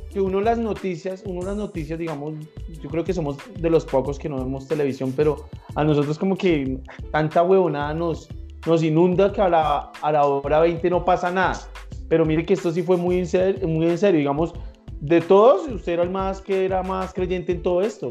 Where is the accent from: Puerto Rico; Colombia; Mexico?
Colombia; nosotros, como buenos colombianos